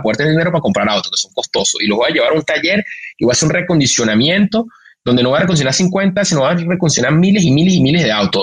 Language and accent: Spanish; Venezuela; now in Mexico; un venezolano en México